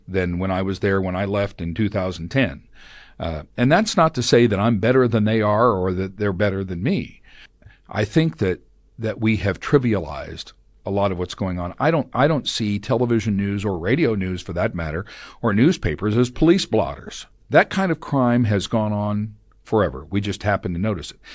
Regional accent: Tulsa, Oklahoma, United States; moved away; I'm a native of Tulsa. I was born in Tulsa.

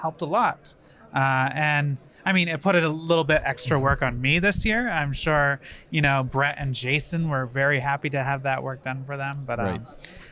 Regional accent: Maine, United States; moved away as an adult; also born or lived in Boston / San Francisco; now in California, United States; being from Maine, I can't claim to be a Mainer without saying I can actually sail

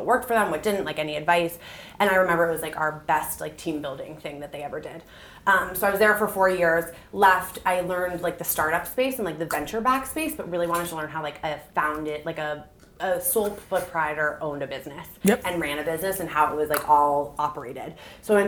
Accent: Newton, Massachusetts, United States; I'm from Boston, outside

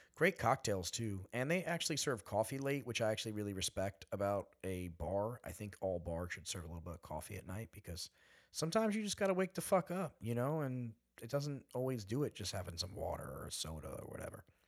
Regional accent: East Hampton, New York, United States; I'm from literally here

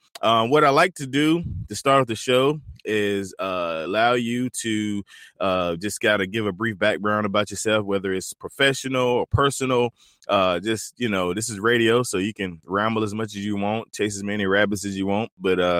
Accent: North Carolina, United States; moved away; my home state of North Carolina.

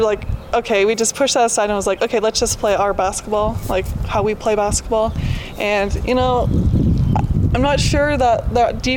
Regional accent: Wyoming, United States; I'm from Wyoming

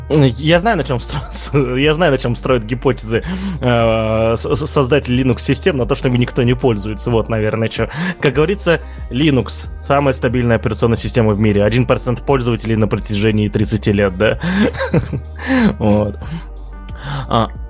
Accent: Russia; я как житель сверхдержавы

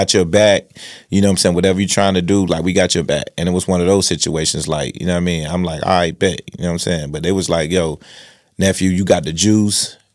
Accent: Rocky Mount, North Carolina, United States; I was from South Rocky Mount

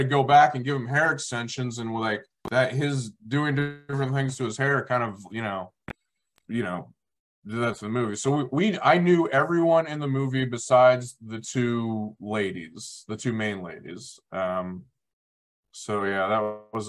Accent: Kansas, United States; We're both from Kansas

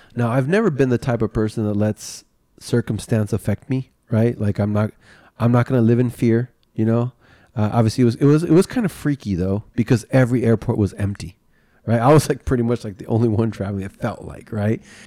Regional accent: California, United States; also born or lived in Florida; I born and raised in California, lived here my whole entire life, except for maybe one year I lived in Florida

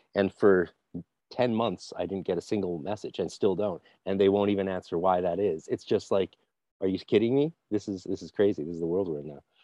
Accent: Canada; I'm just being a Canadian

